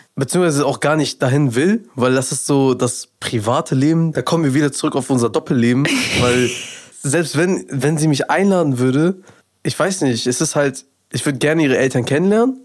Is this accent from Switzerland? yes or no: no; Afghanistan; Ich als Afghane